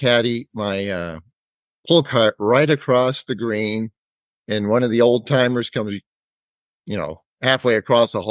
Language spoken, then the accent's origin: English; Dover, New Hampshire, United States; I'm actually a Dover native, still live in Dover. Went through the Dover school system